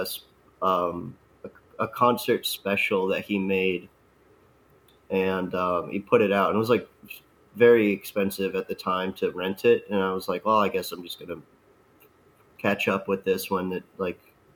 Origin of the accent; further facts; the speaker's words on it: Palm Coast, Florida, United States; moved away; I lived in Palm Coast basically my whole life